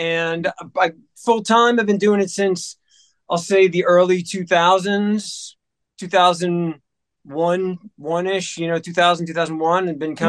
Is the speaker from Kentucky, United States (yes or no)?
no; New Jersey, United States; also born or lived in Memphis; Before that, I was in Memphis. And then before that, I grew up in, I was born and raised in New Jersey, right outside of Manhattan.